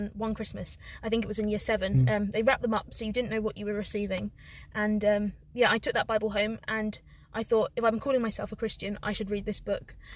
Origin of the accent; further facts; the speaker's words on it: London, United Kingdom; moved away as an adult; also born or lived in Liverpool; I'm from London, but I studied in Liverpool for 4 years, so that's like my second home.